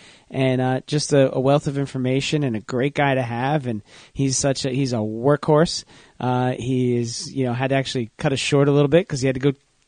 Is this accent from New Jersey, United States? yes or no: yes; New Jersey, United States; I'm from New Jersey.